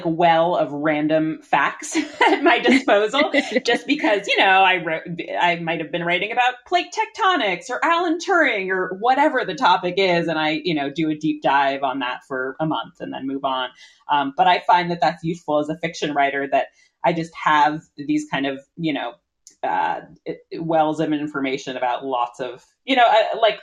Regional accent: Newton, Massachusetts, United States; also born or lived in Brooklyn, New York; now in Cape Cod, United States; I grew up in Newton, Massachusetts, that's home to the wonderful Newtonville Books.

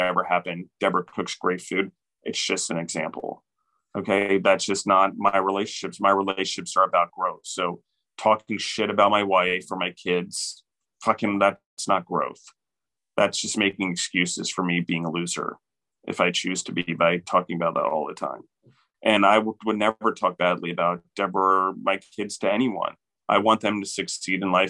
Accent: United States; particularly as Americans

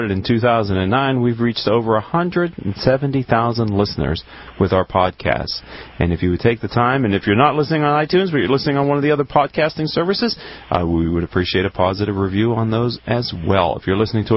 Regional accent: Pittsburgh, Pennsylvania, United States; I was born in Pittsburgh

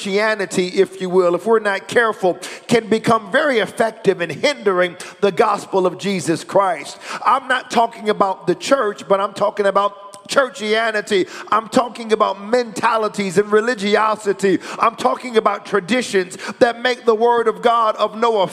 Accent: United States; I am an American citizen

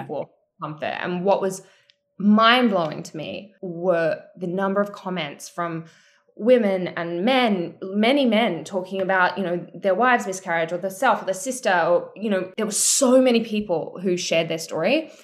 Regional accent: Australia; I'm from Australia

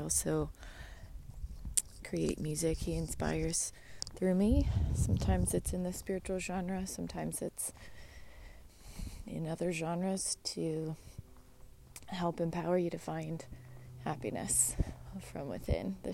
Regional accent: United States; being an American

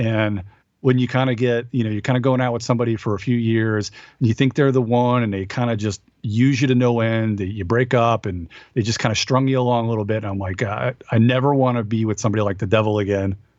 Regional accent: Long Island, New York, United States; moved away; I'm from Long Island

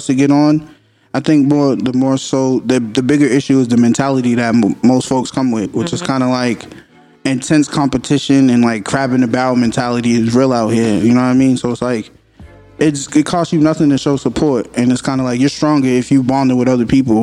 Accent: Boston, Massachusetts, United States; We're from Boston

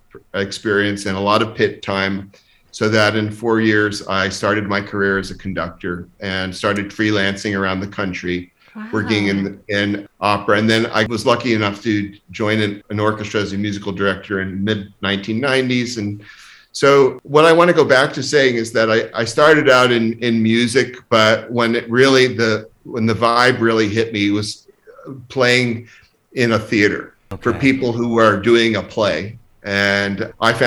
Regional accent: New Jersey, United States; moved away as an adult; also born or lived in Vermont / Chicago / Cincinnati / Texas; now in Omaha, United States; I grew up in New Jersey

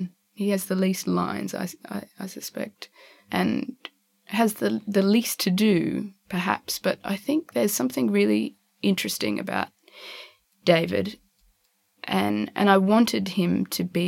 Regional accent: Darwin, Northern Territory, Australia; also born or lived in eastern states of Australia; now in eastern states, Australia; I was born in Darwin and go back there all the time because my family's there.

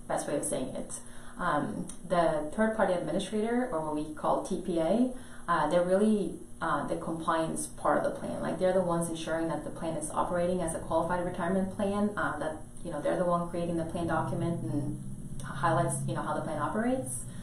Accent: Norway; moved away; I'm from Norway originally

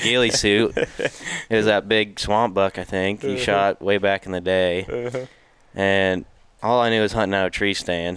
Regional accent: Fairfield, Iowa, United States; I'm from Fairfield, Iowa

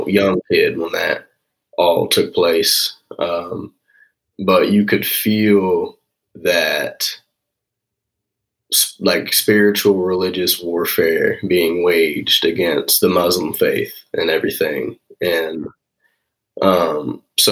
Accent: Smithville, Missouri, United States; also born or lived in Texas / Platte City, Missouri; I was 8 and I moved to Platte City, Missouri, and then ended up in Smithville for the majority of my time here.

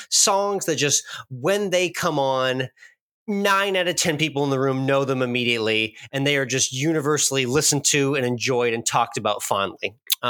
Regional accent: Massachusetts, United States; now in Austin, United States; I grew up in Massachusetts and now I've lived in Austin for the last 13 years.

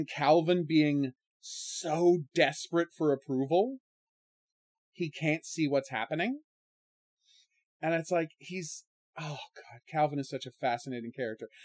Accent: Ottawa, Ontario, Canada; how it was different growing up in Canada in the 80s than America in the 80s, specifically Ottawa

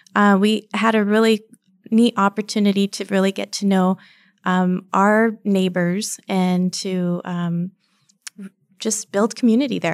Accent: El Paso, Texas, United States; also born or lived in Phoenix, Arizona; I am born and raised in El Paso, Texas

